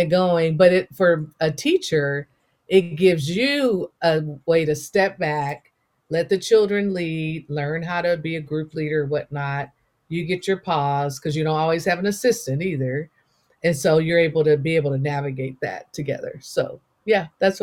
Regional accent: the Bay Area, California, United States; first language English; I am from the Bay Area. Berkeley, San Francisco, and Oakland, California are the roots that raised me

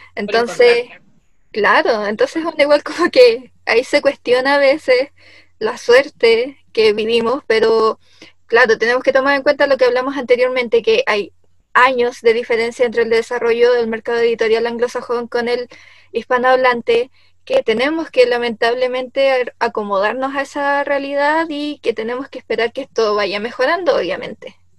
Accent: Chile; nacimos en Chile

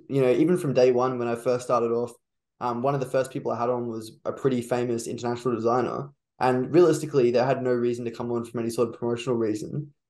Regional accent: Brisbane, Queensland, Australia; I'm from Brisbane

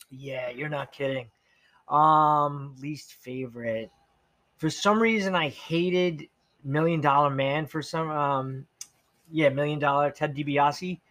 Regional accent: Levittown, United States; I grew up in Levittown

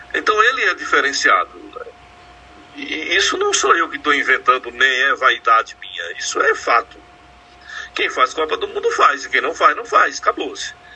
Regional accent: Pernambuco, Brazil; Eu sou pernambucano

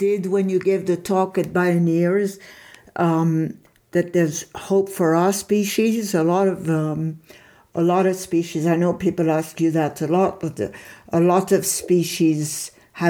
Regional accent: Paris, Île-de-France, France; I grew up in Paris

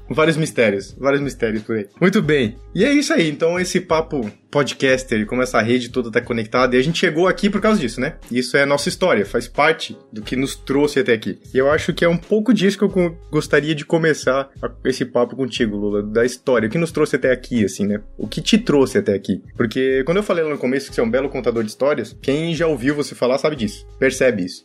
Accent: Santa Catarina, Brazil; eu venho de uma cidade pequena do interior de Santa Catarina.

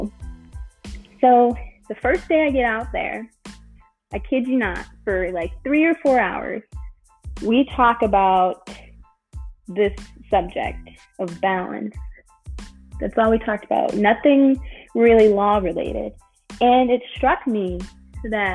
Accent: Chicago, Illinois, United States; I'm from Chicago originally

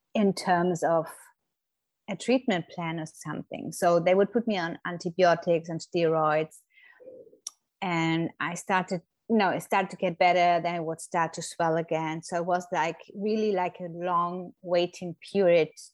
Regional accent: Germany; moved away as an adult; now in Florida, United States; I'm originally from Germany, but have been living in the States for nearly 10 years now with my family

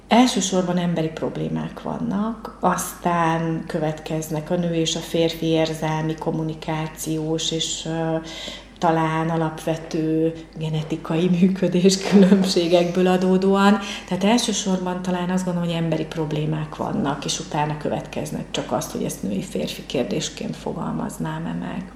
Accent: Pécs, Baranya, Hungary; born or raised there; also born or lived in Mohács

